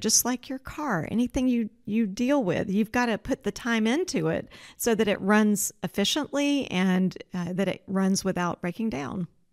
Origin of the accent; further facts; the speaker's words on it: Georgia, United States; moved away as an adult; also born or lived in Oregon; now in Spokane, United States; I grew up in Georgia